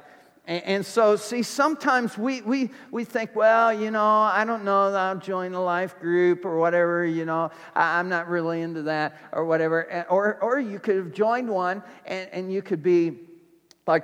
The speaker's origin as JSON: {"language": "English", "town": "Indianapolis", "region": "Indiana", "country": "United States", "tie": "born or raised there", "moved": "yes", "said": "I'm from Indianapolis"}